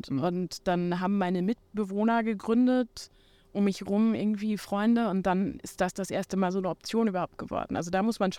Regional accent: North Rhine-Westphalia, Germany; accent: North German; Vom Hintergrund her komme ich aber aus Westfalen der norddeutsche Akzent ist mir angeeignet in den letzten Jahren.

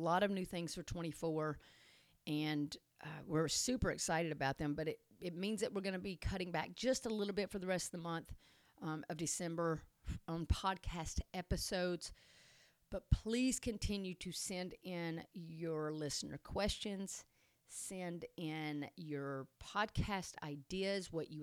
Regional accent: Tennessee, United States; I am from Tennessee, naturally. So I'm not sure what kind of accent just came out.

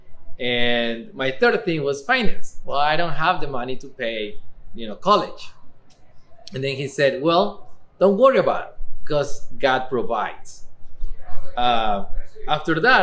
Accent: Ecuador; English is a second language; now in Eugene, United States

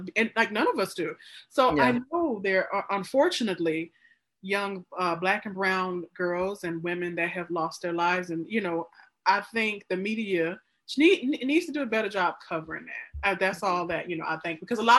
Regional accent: Mississippi, United States; moved away; I'm from Mississippi. My mom and my brother still live

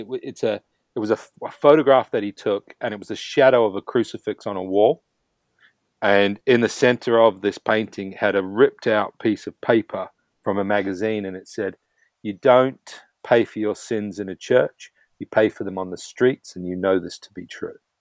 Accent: New Zealand; being a Kiwi, like myself

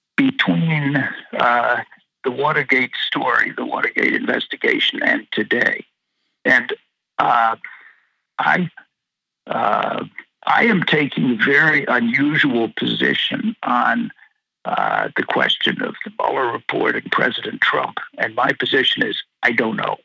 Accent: Washington, District of Columbia, United States; I'm from Washington D.C.

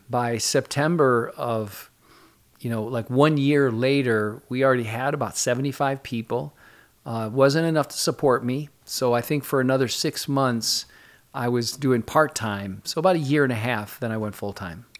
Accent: Jackson, Michigan, United States; moved away as an adult; also born or lived in Southern California; now in New Jersey, United States; originally Michigan. I grew up in Michigan, went to Michigan State

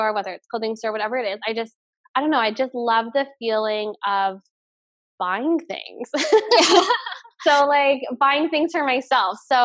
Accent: Canada; I'm Canadian

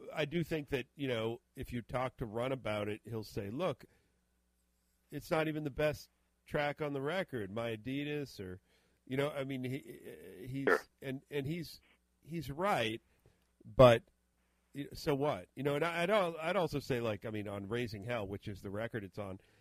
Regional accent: Boston, Massachusetts, United States; a small AM station here in the Boston area where I where I grew up

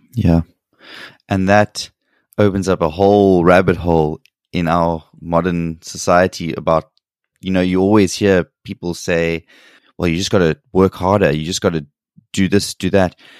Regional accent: South Africa; moved away as an adult; now in South Korea; growing up and living in South Africa

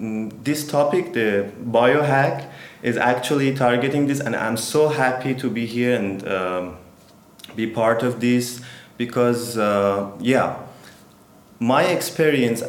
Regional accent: Tehran, Tehran Province, Iran; English is a second language; moved away as an adult; also born or lived in India; now in Turkey; I'm Iranian yoga teacher. I'm from Iran. I born in Tehran

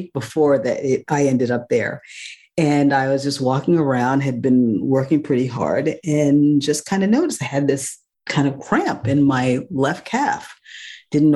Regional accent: New York City, New York, United States; moved away as an adult; also born or lived in Northeast North Carolina; I was had been born and raised in New York City

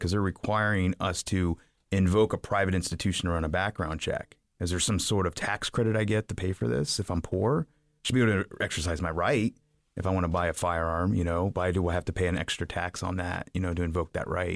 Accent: Piqua, Ohio, United States; I grew up in Piqua, Ohio

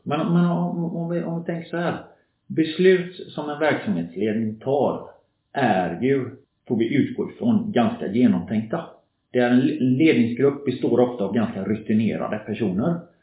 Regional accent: Gothenburg, Västra Götaland, Sweden; moved away as an adult; also born or lived in Norway; kommer jag från Göteborg, uppväxt i förorten kan man säga, Kortedala Bergsjön, förortsområde i Göteborg.

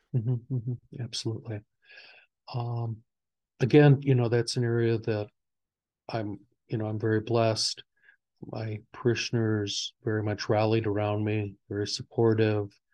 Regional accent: near Hebron, Northwest Indiana, United States; I, I grew up, uh, in this area

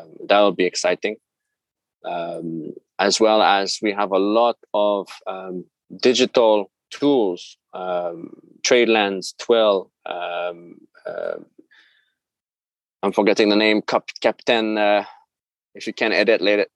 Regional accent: Quebec, Canada; moved away as an adult; now in Japan; being Canadian as well

